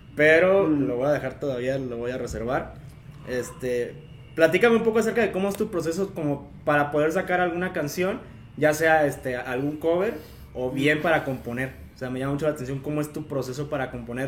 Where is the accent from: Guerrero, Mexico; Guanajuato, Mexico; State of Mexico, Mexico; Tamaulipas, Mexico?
Guanajuato, Mexico; Comonfort; mi pueblo mágico, el bonito pueblo de Comonfort